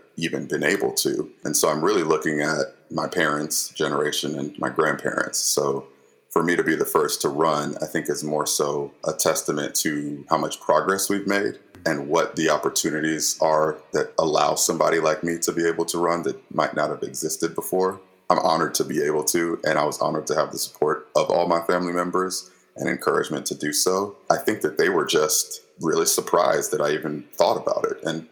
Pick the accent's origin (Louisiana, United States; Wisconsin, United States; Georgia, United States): Georgia, United States; Gwinnett County; I grew up in Gwinnett County at a time when it was changing so much